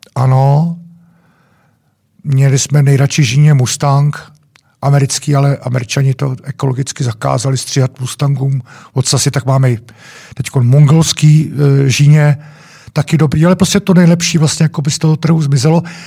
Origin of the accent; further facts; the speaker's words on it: Czechia; jsme Češi